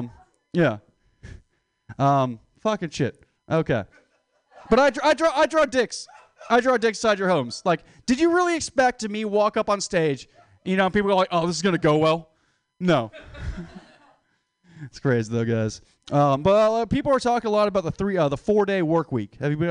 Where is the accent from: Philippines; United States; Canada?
Philippines; Hey, I'm Filipino. I'm allowed to say that.